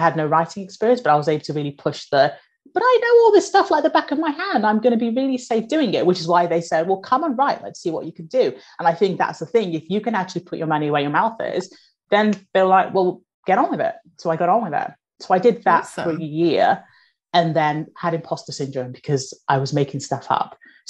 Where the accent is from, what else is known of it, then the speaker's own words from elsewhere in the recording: Nigeria; born there; moved away; my family are immigrants. I was born in Nigeria, moved over here.